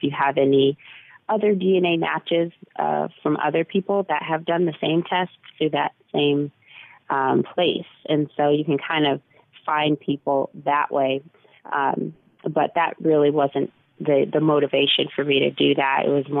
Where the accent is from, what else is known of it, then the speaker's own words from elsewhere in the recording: Texas, United States; born there; I'm like, Texas, you know, I was born in Texas, and they'd be like shocked.